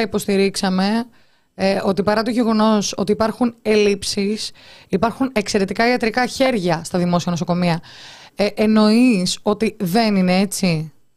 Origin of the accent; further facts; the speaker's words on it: Heraklion, Crete, Greece; είμαι από το Ηράκλειο